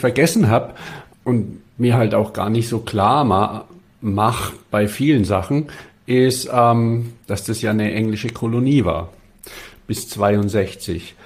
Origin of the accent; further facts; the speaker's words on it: Bavaria, Germany; now in Stuttgart, Germany; als Bayer